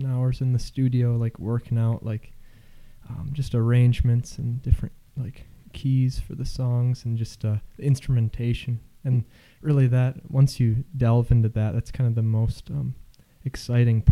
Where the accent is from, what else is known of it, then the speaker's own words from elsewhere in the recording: Okemos, Michigan, United States; I grew up in Okemos